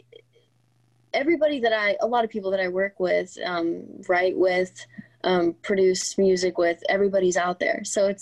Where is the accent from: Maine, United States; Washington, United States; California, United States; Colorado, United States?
California, United States; Southern; also born or lived in Riverside, California; I've moved around a little bit, but always in Southern California